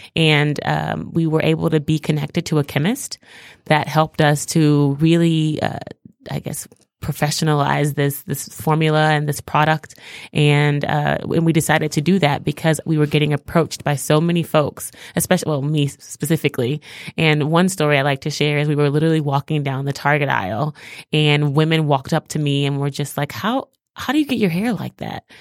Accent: Houston, Texas, United States; moved away as an adult; also born or lived in New York City; now in Detroit, United States; I'm actually originally from Houston, Texas. I grew up in Texas

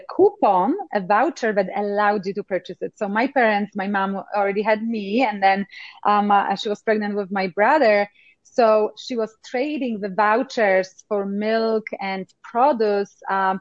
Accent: Poland; English is a second language; moved away; I actually grew up in Poland in times of communism.

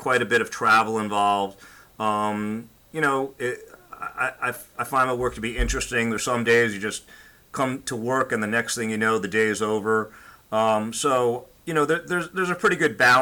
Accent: New York area, United States; moved away as an adult; now in South Florida, United States; I grew up in the New York area and went to Brooklyn Law School

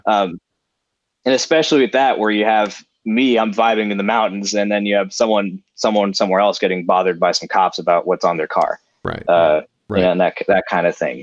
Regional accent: South Gate, California, United States; South Central, where I grew up in Southgate

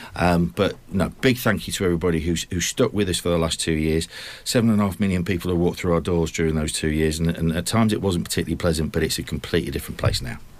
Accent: United Kingdom; also born or lived in Watford; now in Cambridge, United Kingdom; I was actually born in Watford. Um, my parents, uh, I, I grew up in, in Lincoln and Hull.

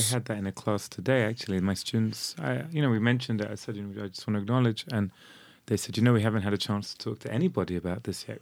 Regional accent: London, United Kingdom; also born or lived in Modi'in, Israel; now in Israel; when I was growing up in London

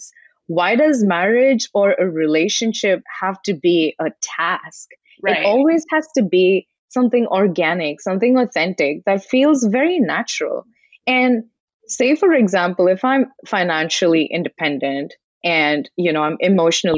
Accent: India; moved away; I was born in India and I was raised in an environment where the exposure was completely different versus what I have right now

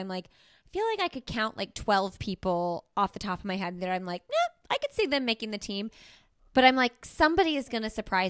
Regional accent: Indiana, United States; I'm from Indiana.

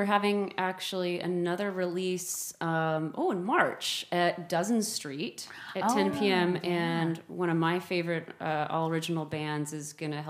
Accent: Seattle, Washington, United States; now in Austin, United States; my hometown, Seattle

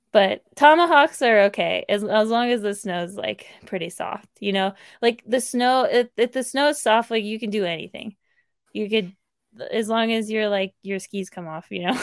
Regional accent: Placerville, California, United States; also born or lived in South Lake Tahoe, California; I grew up in Placerville, which is about an hour from South Lake

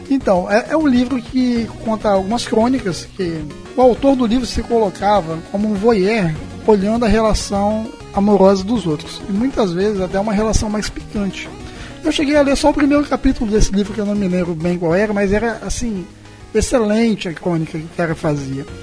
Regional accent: Brazil; eu quero que as pessoas saibam que eu sou brasileiro.

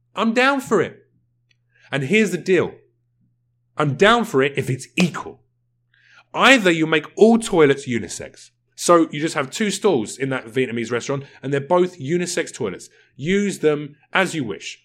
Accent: United Kingdom; I'm British.

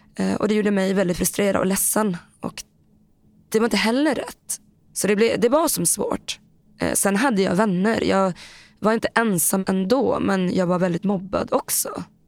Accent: Boden, Norrbotten County, Sweden; also born or lived in Thailand / Bangkok; Jag var två och ett halvt, ungefär, nästan tre, när jag kom mm. hit. Så den har jag bott hela mitt liv i Boden.

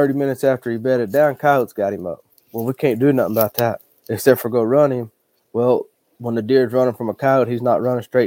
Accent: Hollis, Oklahoma, United States; I grew up in Hollis, Oklahoma, which is right next to Texas.

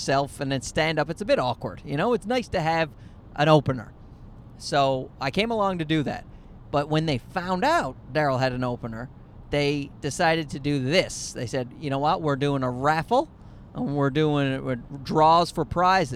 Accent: Newfoundland and Labrador, Canada; I am a Newfoundlander from a very blue-collar town

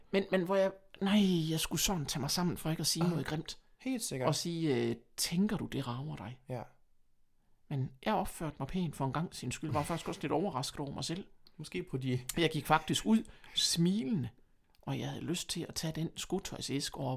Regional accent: Horsens, Central Denmark Region, Denmark; accent: jysk; Jeg snakker jysk.

